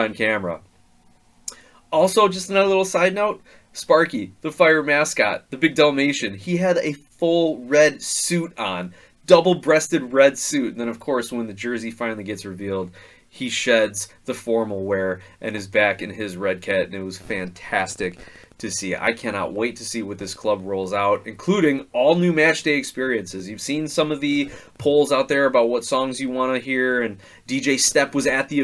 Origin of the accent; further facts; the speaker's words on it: Indiana, United States; now in Chicago, United States; I used to work at a fireworks store for, you know, 6 or 7 years growing up in Indiana